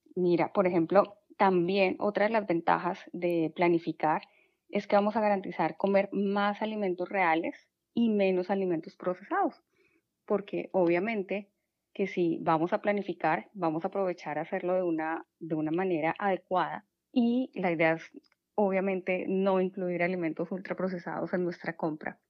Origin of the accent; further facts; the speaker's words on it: Colombia; moved away as an adult; now in Houston, United States; soy de Colombia